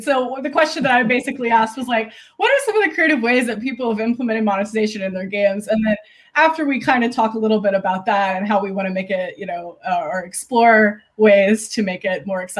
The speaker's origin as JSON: {"language": "English", "region": "the South", "country": "United States", "tie": "born or raised there", "said": "I grew up in the South"}